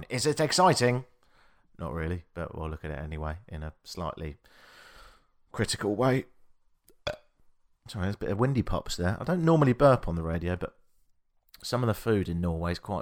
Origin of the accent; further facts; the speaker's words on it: United Kingdom; now in Canada; I'm British